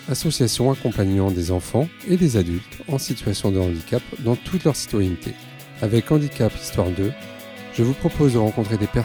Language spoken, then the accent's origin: French; Lille, Hauts-de-France, France; je suis comme à la maison, euh, puisque je suis lillois